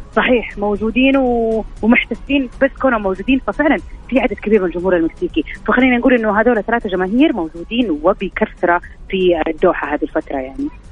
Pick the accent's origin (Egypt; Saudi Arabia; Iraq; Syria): Saudi Arabia; انا سعوديه